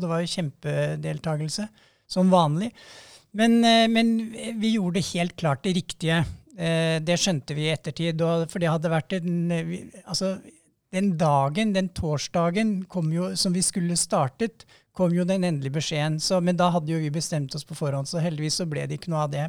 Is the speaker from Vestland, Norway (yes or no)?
no; Romerike, Akershus, Norway; jeg er jo fra Romerike